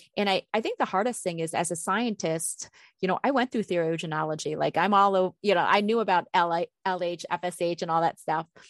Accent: East Coast, United States; moved away as an adult; now in Minnesota, United States; I grew up on the East Coast until I was thirty, and when I moved to Minnesota where I've been for, you know, almost twenty years

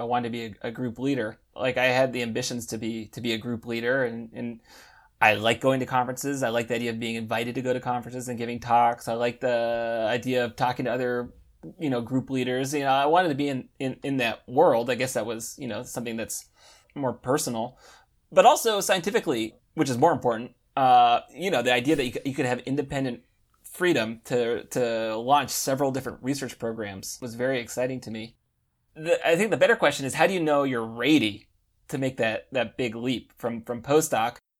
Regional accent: United States; moved away as an adult; now in Paris, France; I am American

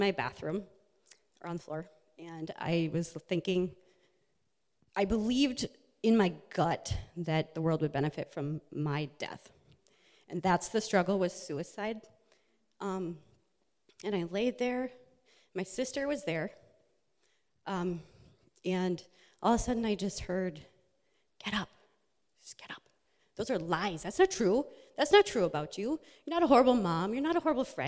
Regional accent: Minnesota, United States; I was raised in Minnesota

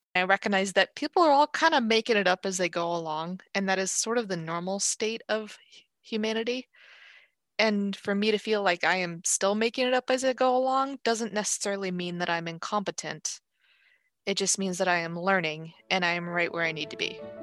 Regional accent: Los Angeles, California, United States; moved away as an adult; also born or lived in Seattle; now in Everett, United States; I grew up in Los Angeles, and I, I moved to Seattle when, in my early twenties

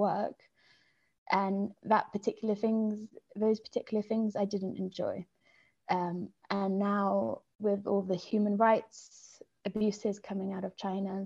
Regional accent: Bath, South West England, United Kingdom; moved away as an adult; also born or lived in London, United Kingdom; now in Granada, Spain; I grew up in Bath, which you might have seen on the sort of traditional Jane Austen films

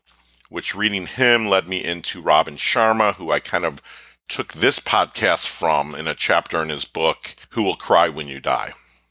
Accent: Philippines; born there; I was born in the Philippines in 1972. I was put up for adoption.

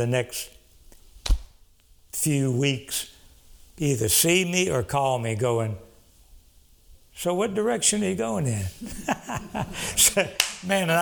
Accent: Cameron, Louisiana, United States; moved away; also born or lived in Dallas; I'm from South Louisiana, Cameron, Louisiana

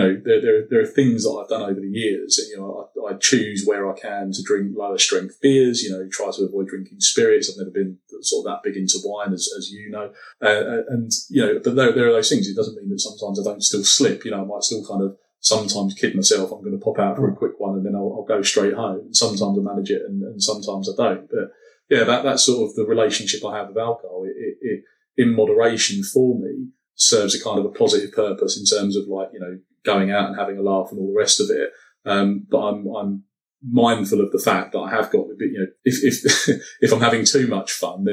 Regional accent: London, United Kingdom; It's partly being a Londoner

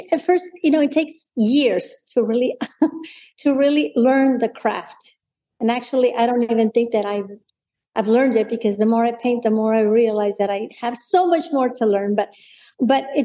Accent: Monterrey, Nuevo León, Mexico; moved away as an adult; now in San Antonio, United States; I was born and raised in Monterrey, in a place called Monterrey, Nuevo León, Mexico, in a place called San Pedro Garza García

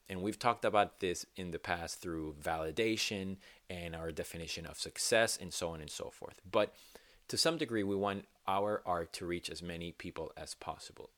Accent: Venezuela; now in United States; I am from Venezuela, born and raised, and it's my home, my home country

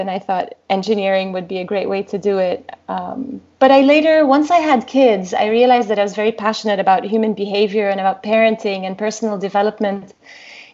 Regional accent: Lebanon; moved away; I was born and raised in Lebanon, and we went through the civil war

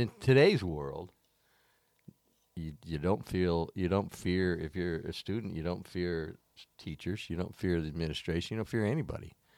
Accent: Florida, United States; moved away; I grew up in Florida

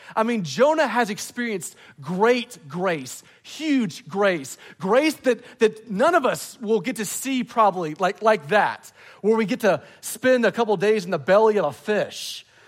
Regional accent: the American South, United States; I love being a Southerner

